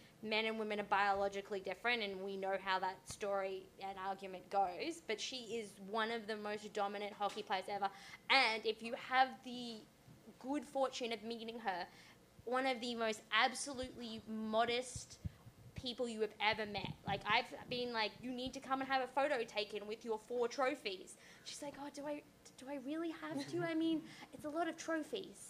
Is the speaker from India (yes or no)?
no; Australia; I'm Australian.